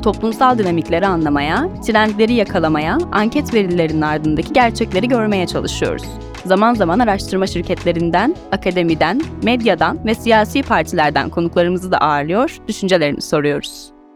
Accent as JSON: {"language": "Turkish", "country": "Turkey", "tie": "born or raised there", "said": "benim de doğduğum ve büyüdüğüm ülkede"}